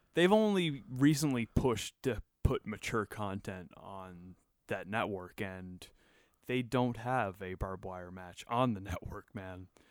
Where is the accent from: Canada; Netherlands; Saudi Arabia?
Canada; as a Canadian